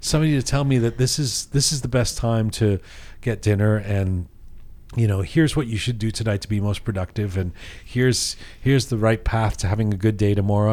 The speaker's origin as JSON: {"language": "English", "country": "Canada", "tie": "born or raised there", "said": "growing up in Canada"}